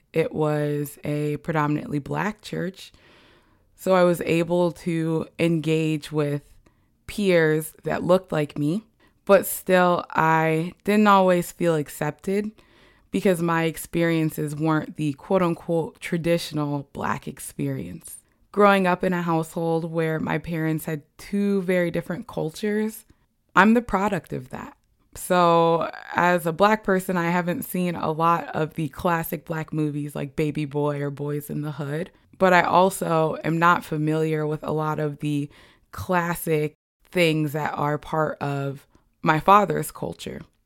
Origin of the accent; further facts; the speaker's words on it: Bloomington, Indiana, United States; I grew up in Bloomington, Indiana, a college town that was predominantly white as well